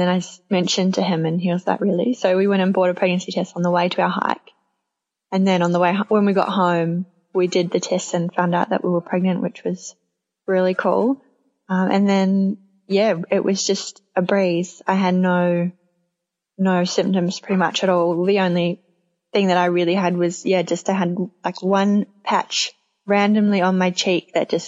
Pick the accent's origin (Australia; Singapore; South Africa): Australia; moved away as an adult; also born or lived in New Zealand; now in Tauranga, New Zealand; I'm Australian, living in New Zealand with my partner Nick